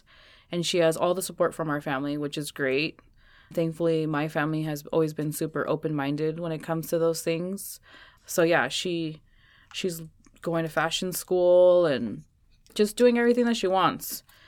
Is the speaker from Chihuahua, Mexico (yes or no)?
no; Jalisco, Mexico; Like where I'm from Jalisco, Mexico, that's the state where Guadalajara is.